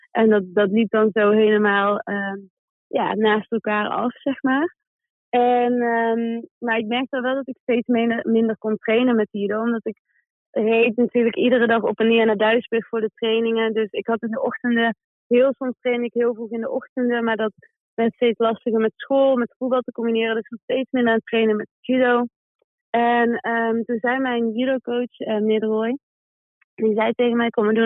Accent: Manchester, North West England, United Kingdom; Dus ik, ik kom uit Manchester en we vliegen woensdag al terug naar Manchester.

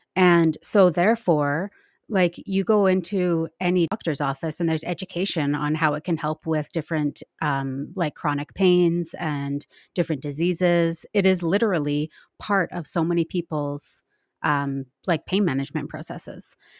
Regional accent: Nelson, British Columbia, Canada; I grew up in Nelson, B C

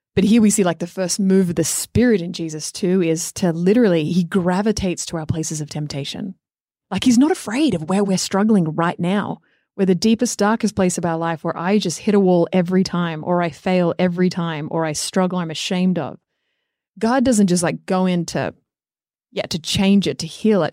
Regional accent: Australia; moved away; growing up in Australia

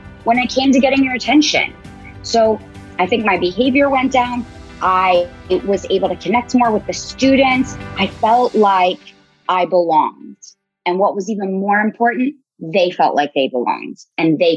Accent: Columbus, Ohio, United States; moved away; also born or lived in Chile; I'm a Bobcat from Ohio University, go Bobcats, but I'm from Columbus

